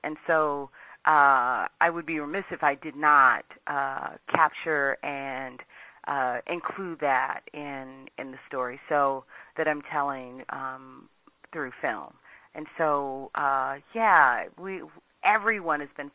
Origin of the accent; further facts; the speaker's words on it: Washington, District of Columbia, United States; I grew up in Washington, D.C.